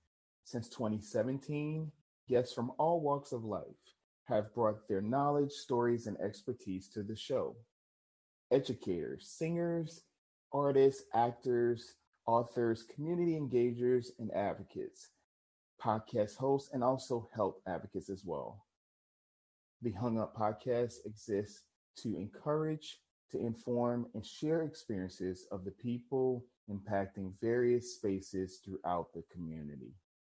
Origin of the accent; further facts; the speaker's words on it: New Orleans, Louisiana, United States; now in Shreveport, United States; So I'm originally from New Orleans. That's my home area.